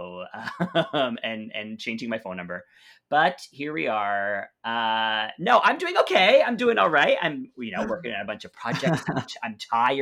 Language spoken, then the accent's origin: English; Canada; My family is from Mexico. I'm born and raised in Canada.